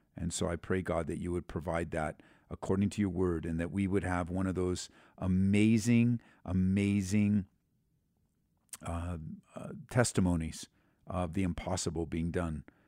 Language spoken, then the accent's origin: English; California, United States; growing up in California